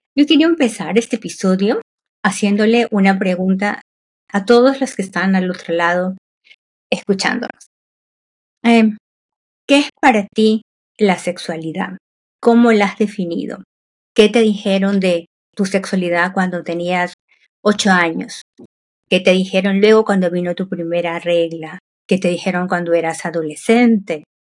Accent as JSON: {"language": "Spanish", "country": "Peru", "said": "yo soy de Perú"}